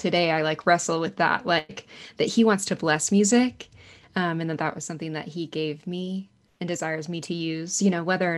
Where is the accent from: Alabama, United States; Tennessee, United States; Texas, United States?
Texas, United States; Arlington; I grew up in Arlington, Texas, so right outside of Dallas and Fort Worth